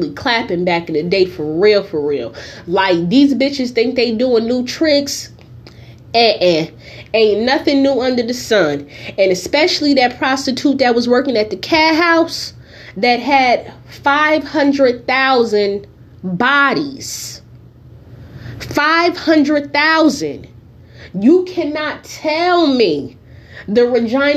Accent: Newark, New Jersey, United States; now in California, United States; I am from Newark, New Jersey. I currently live in the state of California.

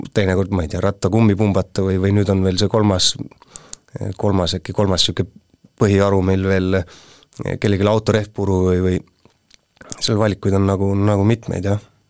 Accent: Puurmani, Jõgeva County, Estonia; moved away as an adult; also born or lived in Tormase; now in Põltsamaa, Estonia; sündisin Jõgeva haiglas, mitte palju pärast seda kolisime Puurmanisse

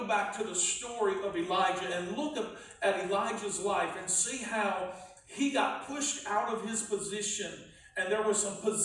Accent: North Carolina, United States; I grew up in North Carolina, but I grew up on the North Carolina and South Carolina line

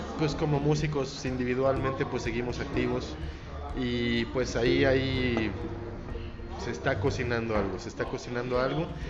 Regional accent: Toluca, State of Mexico, Mexico; moved away; soy de Toluca

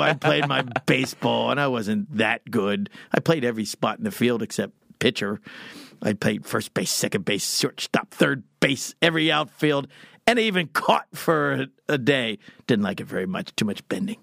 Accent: Texas, United States; I'm from Texas and I talk, I talk funny.

